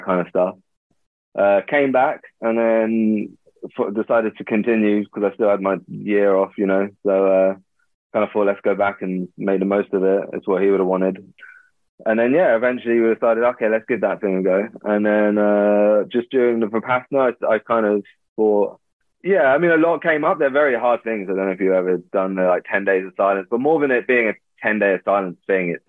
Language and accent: English; London, United Kingdom; I grew up in London